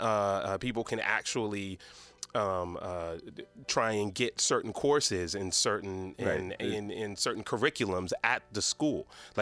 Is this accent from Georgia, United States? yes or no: yes; Decatur, Georgia, United States; Well, I grew up in Decatur, Georgia, which for those who don't know, Decatur is like in Atlanta.